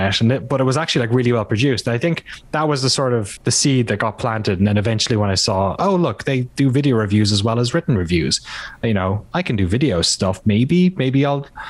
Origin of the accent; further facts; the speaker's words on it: Ireland; moved away as an adult; also born or lived in London, United Kingdom / West Coast, United States; now in United States; I grew up in Ireland, in case the, you know, name and accent aren't obvious enough